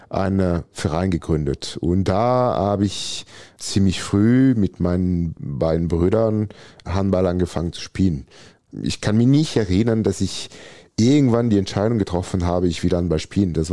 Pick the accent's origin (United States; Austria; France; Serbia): France; Valence, Auvergne-Rhône-Alpes; German is a second language; Also, als ich groß gewachsen bin, bin ich mal im Süden von Valence, da wo ich geboren bin.